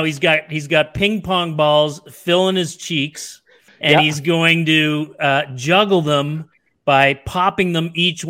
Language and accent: English; Ottawa, Ontario, Canada; You know, I grew up with David in Ottawa